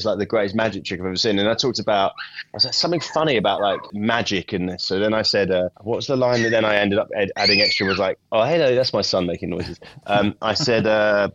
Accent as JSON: {"language": "English", "region": "England", "country": "United Kingdom", "moved": "as an adult", "lives_now": "United States", "said": "my wife's Scottish and I'm English"}